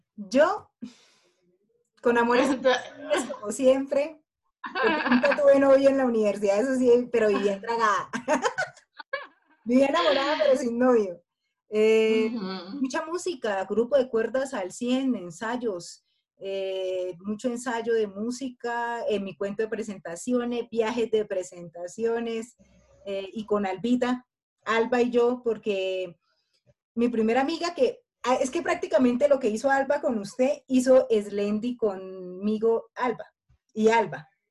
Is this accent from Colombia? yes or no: yes; Colombia; nosotras somos unas mujeres colombianas